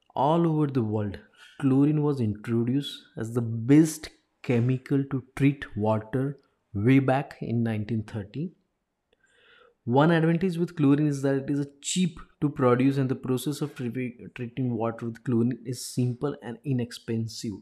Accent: Ahmedabad, Gujarat, India; I'm from Ahmedabad

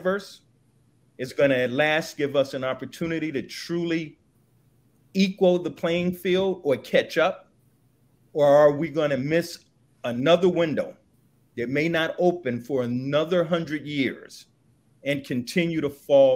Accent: Los Angeles, California, United States; also born or lived in Chicago, Illinois; I was born on the kitchen table in Chicago. I grew up in Los Angeles

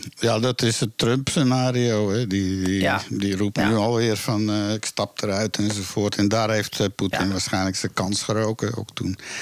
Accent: Amsterdam, North Holland, Netherlands; Zo ben ik in Amsterdam geboren

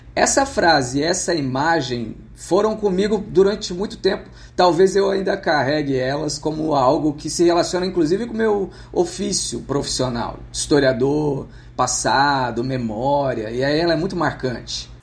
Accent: Franca, São Paulo, Brazil; Eu sou do interior de São Paulo, da cidade de Franca

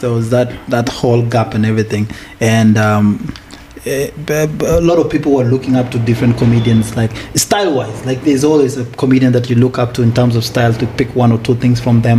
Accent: Kakuma, Turkana County, Kenya; also born or lived in Uganda; now in South Sudan; I was actually born in Kenya, bro. I was born here. I was born in Kakuma. Refugee camp.

